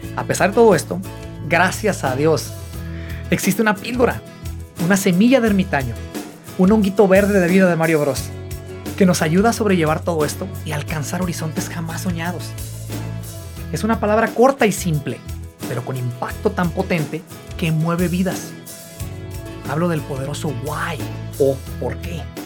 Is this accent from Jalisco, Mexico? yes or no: yes; Guadalajara, Jalisco, Mexico; moved away; yo soy de Guadalajara, Jalisco